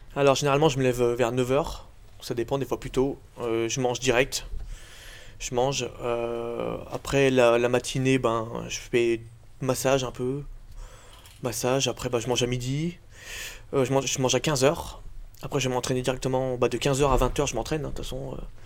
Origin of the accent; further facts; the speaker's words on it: Revonnas, Auvergne-Rhône-Alpes, France; also born or lived in Bourg-en-Bresse; je viens de, de Revona, mais je passe tout mon temps à Bourg